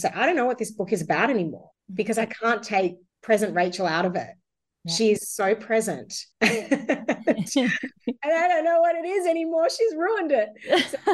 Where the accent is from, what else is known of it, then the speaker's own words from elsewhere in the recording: Sydney, New South Wales, Australia; also born or lived in Werribee, Victoria; I was born in Werribee in Victoria, grew up on a military base, ended up in Sydney from 5, been here my whole life.